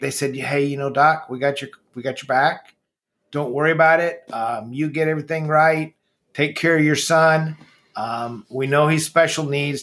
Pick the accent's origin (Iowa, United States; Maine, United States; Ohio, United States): Iowa, United States; Marshalltown; we moved there when I was like 13